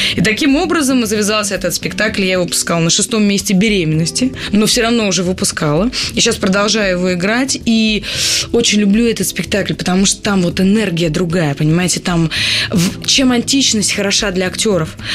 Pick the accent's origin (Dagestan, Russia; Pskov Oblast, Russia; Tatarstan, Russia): Pskov Oblast, Russia; Pskov; я же из Пскова